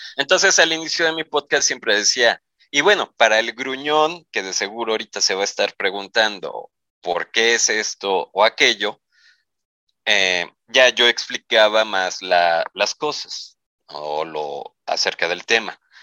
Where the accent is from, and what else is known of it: Mexico